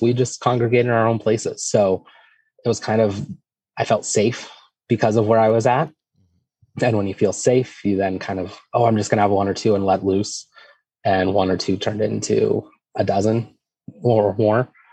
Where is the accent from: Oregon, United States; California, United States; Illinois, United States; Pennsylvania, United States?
Pennsylvania, United States; Erie; I'm from Erie, Pennsylvania